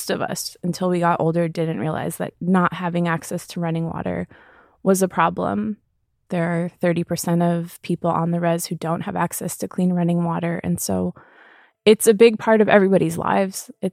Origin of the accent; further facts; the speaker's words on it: United States; now in Los Angeles, United States; I am originally from the Navajo Nation, and I live here on Tongva Land or in Los Angeles